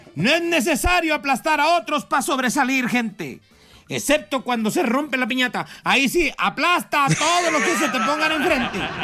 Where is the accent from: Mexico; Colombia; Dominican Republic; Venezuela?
Mexico; nos entiende a los mexicanos